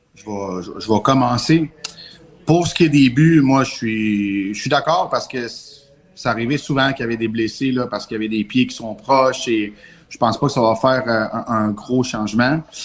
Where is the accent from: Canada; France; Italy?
Canada; Montreal, Quebec; moved away as an adult; now in Quebec City, Canada; je viens de Montréal normalement. Puis euh, les, Capitales m'ont, amené emmené ici